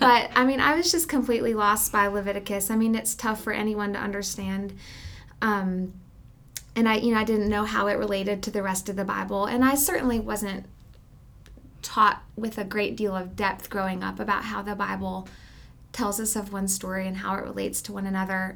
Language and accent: English; Alabama, United States; moved away as an adult; also born or lived in Southeast United States; now in Canyon, Texas, United States; We moved from Alabama, and, um, really, this is my first introduction to Texas. I've spent my entire life in the Southeast.